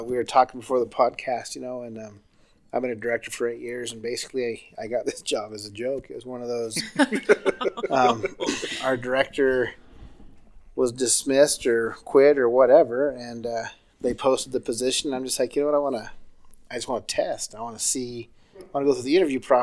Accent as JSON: {"language": "English", "town": "Prescott", "region": "Arizona", "country": "United States", "tie": "born or raised there", "also_born_or_lived": "Massachusetts / Idaho", "said": "I grew up in Prescott"}